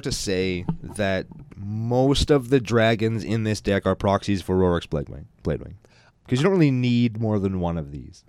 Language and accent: English; Canada; We're Canadian. Everybody in Canada has watched the raccoons.